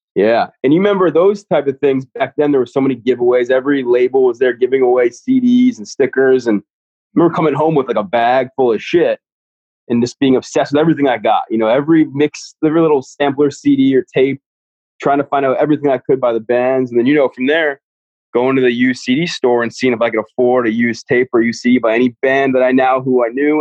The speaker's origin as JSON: {"language": "English", "town": "Flagler Beach", "region": "Florida", "country": "United States", "lives_now": "Jacksonville, United States", "said": "I'm from like a small beach town called Flagler Beach"}